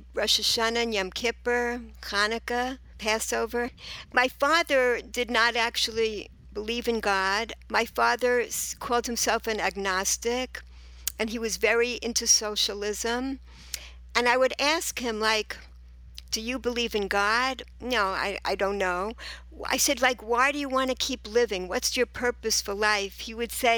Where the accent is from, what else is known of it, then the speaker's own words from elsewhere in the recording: New York City, New York, United States; moved away as an adult; also born or lived in Israel; I was born and raised in Rego Park, Queens, New York